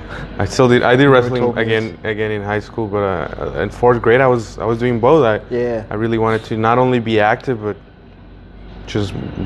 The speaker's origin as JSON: {"language": "English", "country": "Mexico", "tie": "born or raised there", "moved": "yes", "lives_now": "El Paso, United States", "said": "I was raised in Mexico, but I was born here in the U.S."}